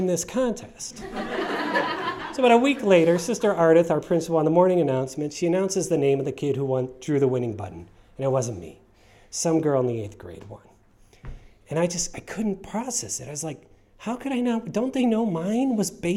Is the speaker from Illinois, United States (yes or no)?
no; Cleveland, Ohio, United States; I went to Catholic school in the suburbs of Cleveland